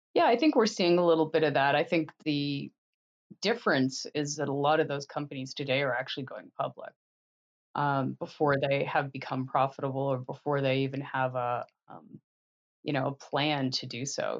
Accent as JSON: {"language": "English", "country": "Canada", "tie": "born or raised there", "moved": "as an adult", "lives_now": "United States", "said": "I grew up in Canada"}